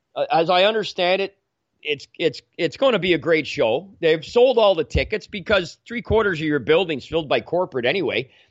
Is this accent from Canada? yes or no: yes; Canada; I'm an Irish Canadian